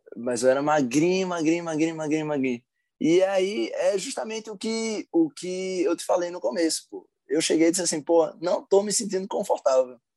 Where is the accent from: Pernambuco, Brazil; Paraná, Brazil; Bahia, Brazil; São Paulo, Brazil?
Pernambuco, Brazil; Recife; now in Brasília, Brazil; Brasília, Distrito Federal, mas minha cidade natal é Recife, Pernambuco.